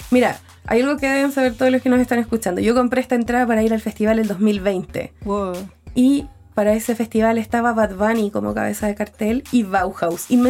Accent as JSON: {"language": "Spanish", "town": "Concepción", "region": "Biobío", "country": "Chile", "tie": "born or raised there", "said": "Yo soy penquista"}